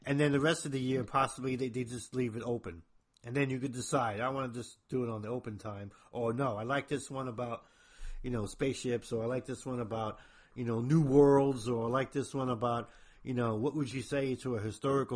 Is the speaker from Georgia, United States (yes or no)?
no; New Jersey, United States; I'm from New Jersey, if I got a weird accent